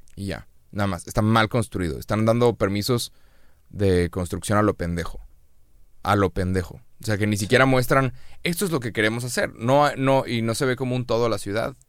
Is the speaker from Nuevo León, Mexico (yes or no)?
yes; Monterrey, Nuevo León, Mexico; pues de Monterrey